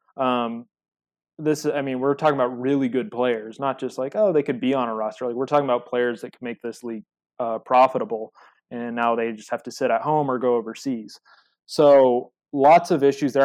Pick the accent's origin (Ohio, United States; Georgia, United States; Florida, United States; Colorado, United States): Colorado, United States; I'm from Colorado